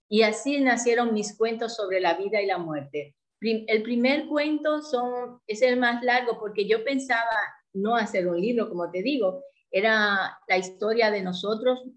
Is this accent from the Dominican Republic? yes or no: yes; Dominican Republic; also born or lived in Port-au-Prince, Haiti; soy dominicana, de profesión soy médico, aunque lo ejercí muy poco tiempo porque me dediqué cuando me fui a Puerto Príncipe, Haití, a, más bien al negocio que teníamos junto con mi marido.